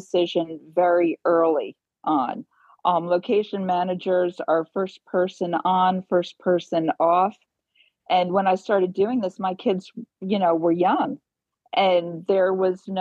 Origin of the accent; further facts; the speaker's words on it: Kingston, New York, United States; Kingston, New York, which is my hometown